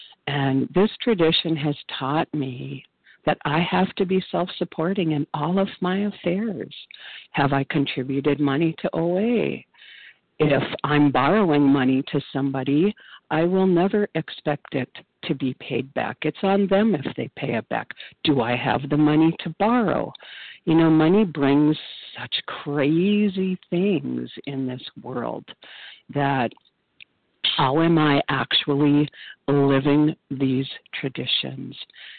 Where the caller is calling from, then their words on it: Minnesota, United States; I am a compulsive overeater in northern Minnesota.